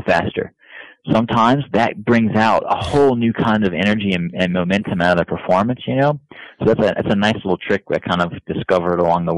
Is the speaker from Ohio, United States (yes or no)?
no; Florida, United States; I'm from Florida